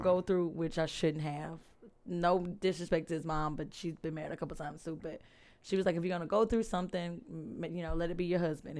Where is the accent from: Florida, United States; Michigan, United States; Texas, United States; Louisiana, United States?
Louisiana, United States; Alexandria; also born or lived in England Air Force Base; Born in Alexandria.